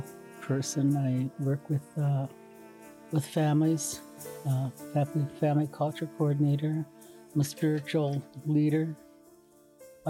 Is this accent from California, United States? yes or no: no; Lummi Nation, Washington, United States; I'm from Lummi Nation